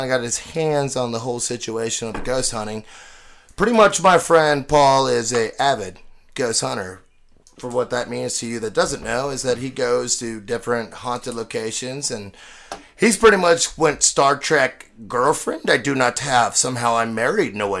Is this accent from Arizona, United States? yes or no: no; Cincinnati, Ohio, United States; I'm from Cincinnati